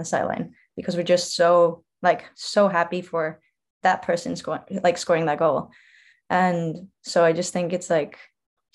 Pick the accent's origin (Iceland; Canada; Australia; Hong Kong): Iceland; moved away as an adult; also born or lived in Idaho; now in Savannah, United States; I'm from Iceland